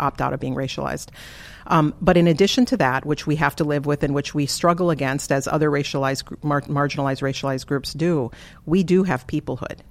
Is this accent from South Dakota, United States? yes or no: yes; Flandreau, South Dakota, United States; also born or lived in Twin Cities, Minnesota; I grew up in Flandreau, South Dakota